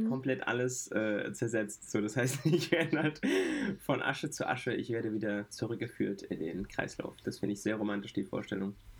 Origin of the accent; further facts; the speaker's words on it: Frankfurt, Hesse, Germany; Ich bin groß geworden in Sossenheim. Sossenheim ist ein Stadtteil von Frankfurt